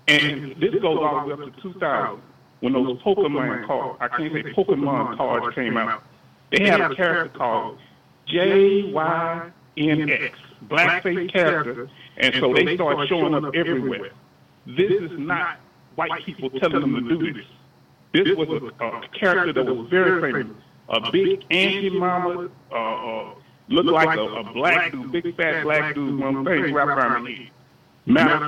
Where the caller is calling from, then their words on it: Richmond, Texas, United States; out of Richmond, Texas.